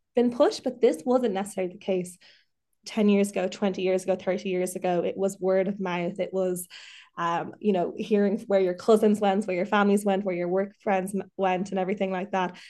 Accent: Dublin, Leinster, Ireland; also born or lived in Mayo; I'm from Dublin, but I lived in Mayo for the last year and a half. I've just moved back

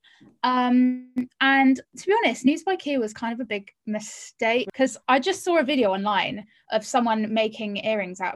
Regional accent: Cornwall, South West England, United Kingdom; moved away as an adult; I grew up in Cornwall

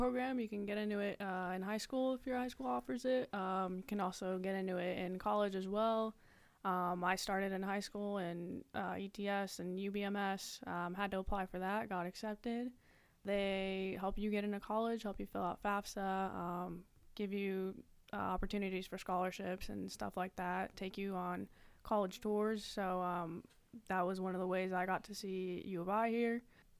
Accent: Nampa, Idaho, United States; All right. … from Nampa, Idaho, down south, majoring in human resources, operations management

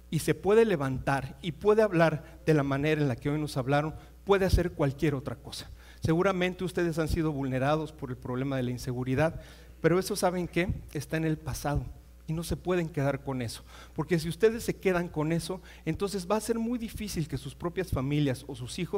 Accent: Mexico; Jamás nosotros como mexicanos lo pensamos, pero hoy es una realidad.

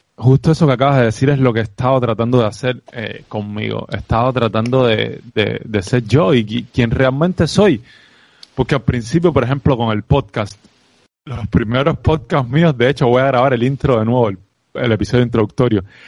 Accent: Cuba; accent: Cuban; moved away as an adult; mi sello cubano

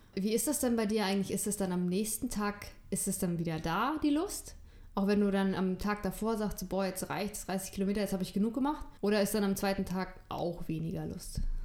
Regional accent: Northern Germany, Germany; Ich bin ja im Norden von Deutschland aufgewachsen

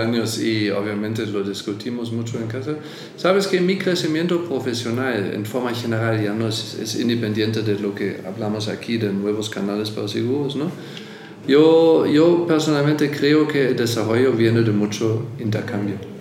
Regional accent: Germany; also born or lived in Buenos Aires, Argentina; now in Mexico; yo soy alemán, pero vivo aquí

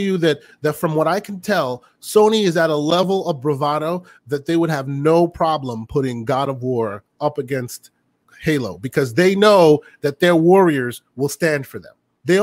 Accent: United States; I'm an American

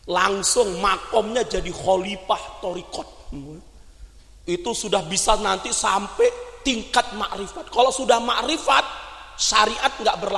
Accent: Aceh, Indonesia; jadi di Sumatera itu kan karena saya dari Aceh

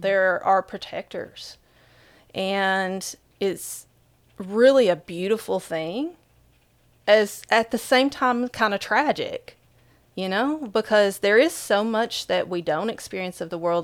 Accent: Whitesburg, Kentucky, United States; in my hometown, Whitesburg, Kentucky, there's around fifteen hundred people

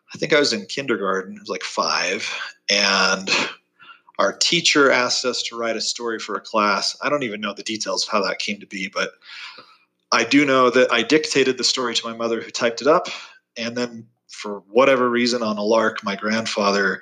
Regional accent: Oregon, United States; moved away as an adult; also born or lived in Southern California / Chile / Idaho / Boston; now in Utah, United States; I moved up to Oregon, which is really where I consider my childhood being occurring. So I lived there from 10 to 18.

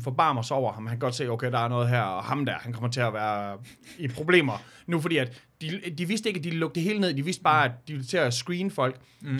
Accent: Jutland, Denmark; som jyder

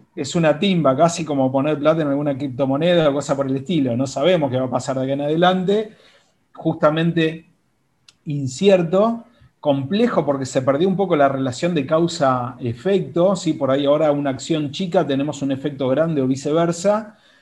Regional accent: Buenos Aires, Argentina; also born or lived in Mendoza, Argentina; soy originalmente de Mendoza, así que muy vecinito de ustedes, pero desde chico me vine a vivir a Buenos Aires, así que prácticamente soy porteño en un 98%.

